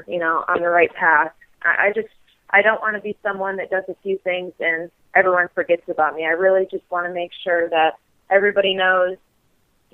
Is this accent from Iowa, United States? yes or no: no; Michigan, United States; my hometown in Michigan